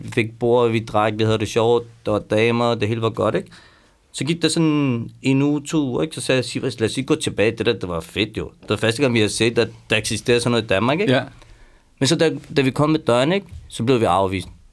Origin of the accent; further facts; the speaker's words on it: Iran; now in Denmark; jeg er også iraner